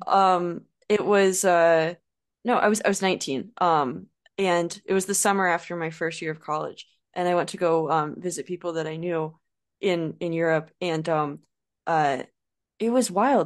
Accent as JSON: {"language": "English", "country": "United States", "accent": "American", "said": "as an American, you don't go very long without hearing your own accent"}